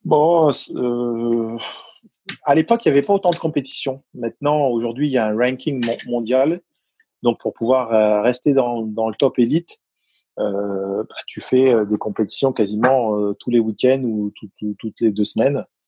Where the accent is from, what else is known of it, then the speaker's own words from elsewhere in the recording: Paris, Île-de-France, France; accent: titi parisien; moved away; also born or lived in Provence; mon accent mon titi parisien et mon accent